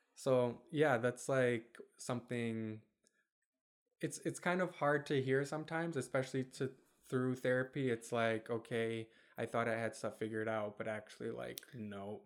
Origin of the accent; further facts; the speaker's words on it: Kentwood, Michigan, United States; also born or lived in Germany / Bosnia; we moved to Kentwood in Michigan when I was five. So I've lived in Michigan my whole life pretty much since then